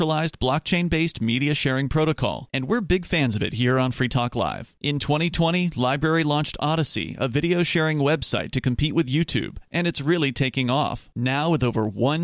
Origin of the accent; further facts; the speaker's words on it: Florida, United States; where I grew up in Florida, there was a school called New College